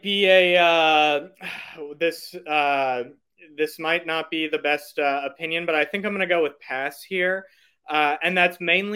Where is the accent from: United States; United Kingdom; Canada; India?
United States; St. Louis, Missouri; I'm from St. Louis, Missouri, was born and raised there